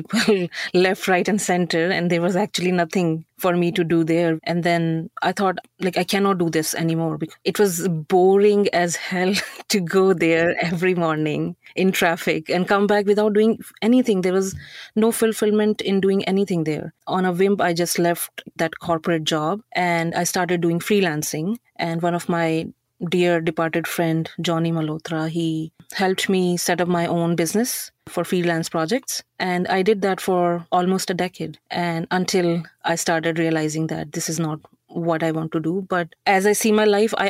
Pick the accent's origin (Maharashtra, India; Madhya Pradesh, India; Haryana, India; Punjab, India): Haryana, India; Yamunanagar; moved away as an adult; also born or lived in Mumbai, India; now in Canada; I came from Haryana, Yamunanagar. Jagadri is a, what do you call it, twin city. We are actually from the village near Jagadri